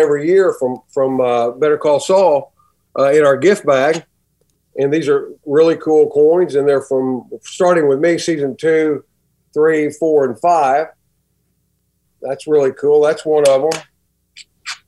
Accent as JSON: {"language": "English", "town": "Spearman", "region": "Texas", "country": "United States", "tie": "born or raised there", "accent": "Texas", "said": "I grew up in Spearman, Texas"}